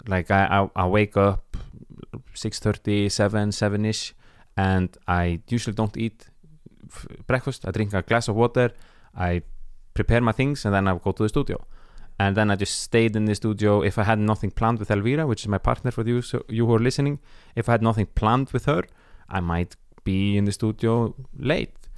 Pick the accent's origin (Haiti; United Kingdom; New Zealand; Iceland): Iceland; moved away as an adult; now in Stockholm, Sweden; I'm from Iceland